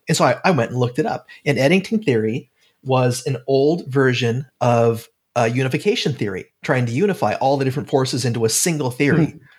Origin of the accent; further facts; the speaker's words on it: Oregon, United States; accent: Oregon; It's my Oregon accent.